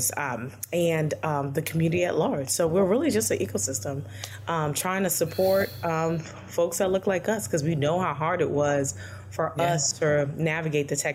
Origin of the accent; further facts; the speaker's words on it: New York City, New York, United States; I'm from Brooklyn, New York